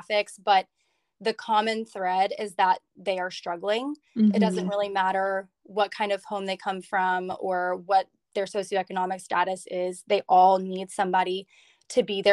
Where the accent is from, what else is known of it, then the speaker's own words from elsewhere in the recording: Georgia, United States; I'm representing my home state